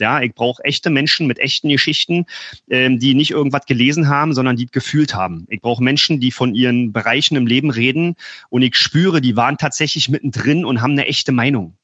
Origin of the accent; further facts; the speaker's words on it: Berlin, Germany; Ich komme aus Berlin